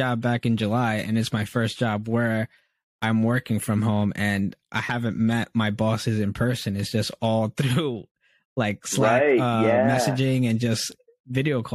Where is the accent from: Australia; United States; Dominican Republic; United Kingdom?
Dominican Republic; moved away; I was born in the Dominican Republic